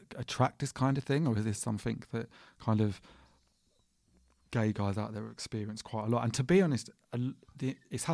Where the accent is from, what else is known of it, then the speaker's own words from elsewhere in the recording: Watford, East of England, United Kingdom; I'm from Watford